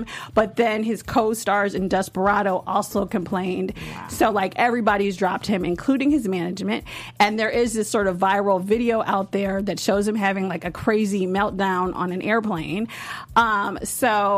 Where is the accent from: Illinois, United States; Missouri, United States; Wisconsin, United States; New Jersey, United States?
Illinois, United States; Chicago; I am from Chicago, and which is the birthplace of house music